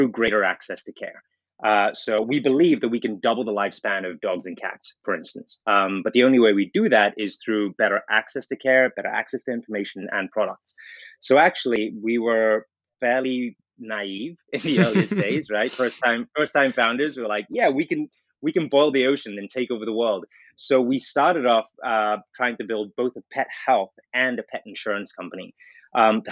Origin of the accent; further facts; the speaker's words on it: South Africa; moved away; I grew up in South Africa